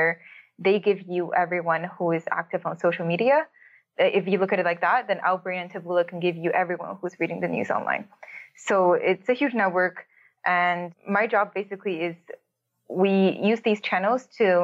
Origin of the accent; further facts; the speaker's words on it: Toronto, Ontario, Canada; moved away as an adult; now in Berlin, Germany; I'm from Toronto.